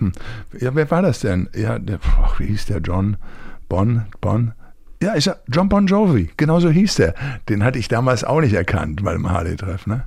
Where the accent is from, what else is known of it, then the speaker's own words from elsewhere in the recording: Recklinghausen, North Rhine-Westphalia, Germany; in Recklinghausen aus meiner Heimatstadt